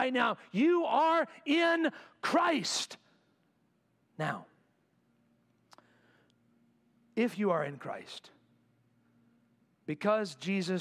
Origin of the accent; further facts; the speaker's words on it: United States; I'm an American.